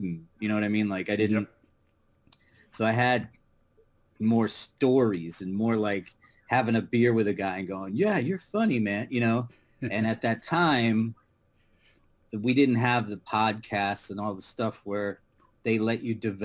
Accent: Connecticut, United States; now in New York City, United States; I grew up in Connecticut, and I'm the youngest of five boys

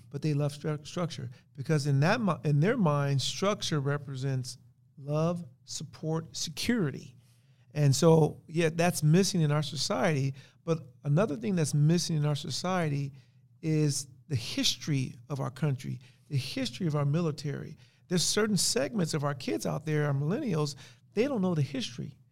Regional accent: Compton, California, United States; growing up in Compton.

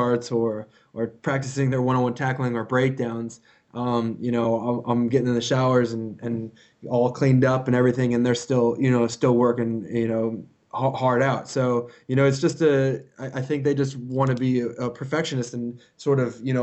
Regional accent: United States; moved away as an adult; also born or lived in South Africa; now in Japan; as an American foreigner

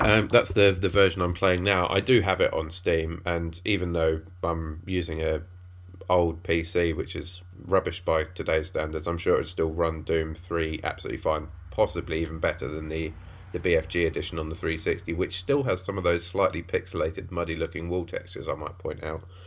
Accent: Cambridge, East of England, United Kingdom; I grew up in Cambridge

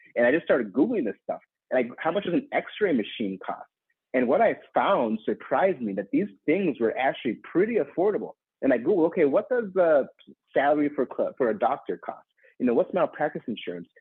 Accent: Minneapolis, Minnesota, United States; in my home state of Minnesota and Minneapolis

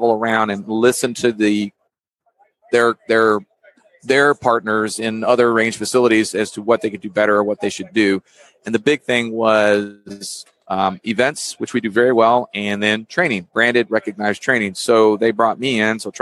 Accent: Texas, United States; moved away as an adult; born and raised in Texas, I left for the Navy.

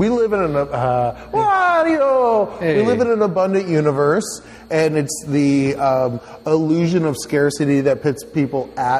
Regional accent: California, United States; I grew up in California.

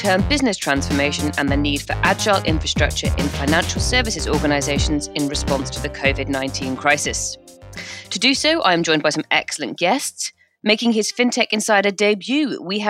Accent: United Kingdom; we're British

